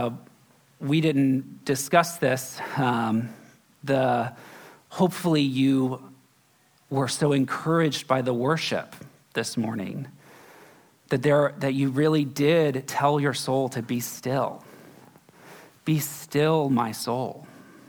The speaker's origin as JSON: {"language": "English", "region": "Florida", "country": "United States", "tie": "born or raised there", "also_born_or_lived": "Kentucky / Texas", "moved": "yes", "lives_now": "San Francisco, United States", "said": "I grew up in Florida"}